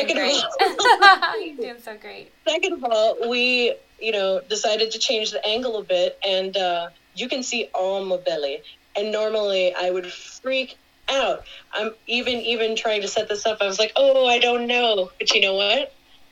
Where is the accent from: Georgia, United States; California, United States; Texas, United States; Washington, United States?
Texas, United States; Houston; moved away as an adult; also born or lived in New Orleans, Louisiana; now in Syracuse, United States; I'm originally from Houston, Texas